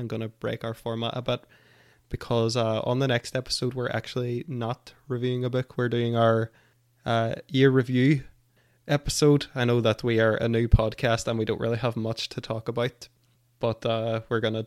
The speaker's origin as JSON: {"language": "English", "region": "Northern Ireland", "country": "United Kingdom", "said": "being Northern Irish"}